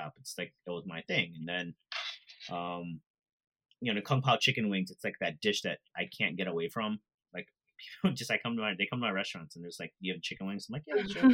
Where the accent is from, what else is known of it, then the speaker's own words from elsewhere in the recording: Chicago, Illinois, United States; now in Brooklyn, United States; I grew up in Chicago and now I'm living in Brooklyn